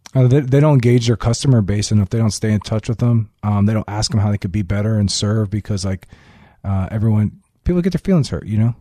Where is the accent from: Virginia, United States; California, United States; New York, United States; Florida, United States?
Florida, United States; Hollywood; I grew up in Hollywood, Florida.